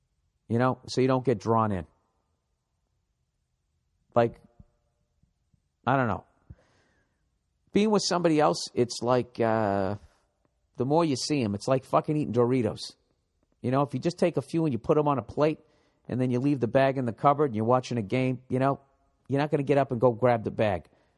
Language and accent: English; Birmingham, West Midlands, United Kingdom; By the way, I'm from Birmingham, England, and I support Aston Villa.